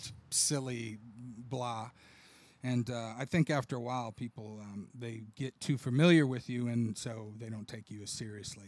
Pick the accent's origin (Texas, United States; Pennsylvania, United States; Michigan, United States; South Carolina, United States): Texas, United States; Austin; now in Buda, United States; I'm from Austin, but I've lived in Buda the last 8 years